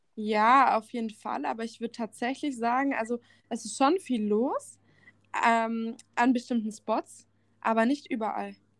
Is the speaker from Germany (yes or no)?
yes; Germany; bei uns in Deutschland